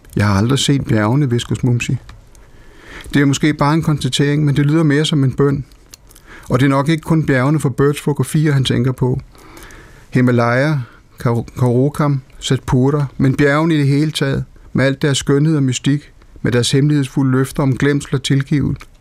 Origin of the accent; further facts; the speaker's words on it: Denmark; moved away; Nellemos, hvor jeg kommer fra, som dengang var en meget, meget vital landsby